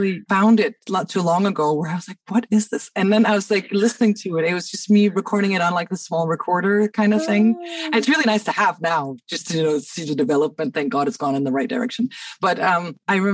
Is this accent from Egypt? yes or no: yes; Cairo, Cairo Governorate, Egypt; moved away as an adult; now in Denmark; I grew up in Cairo, but I moved here.